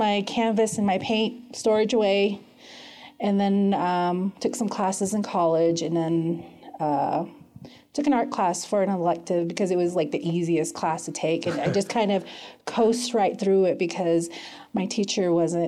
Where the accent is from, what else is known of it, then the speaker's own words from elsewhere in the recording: Lower Greasewood, Arizona, United States; now in Flagstaff, United States; I am originally from the Navajo Reservation called Lower Greasewood